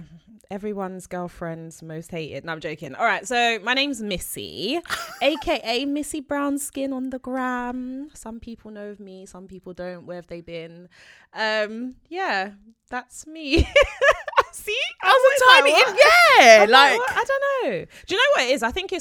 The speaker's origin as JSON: {"language": "English", "town": "Peckham", "region": "London", "country": "United Kingdom", "said": "I grew up on Morley's. I'm from South London, Peckham."}